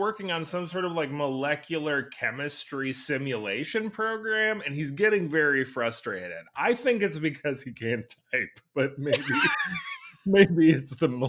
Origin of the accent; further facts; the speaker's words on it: Midwest, United States; moved away; as a person who grew up in the Midwest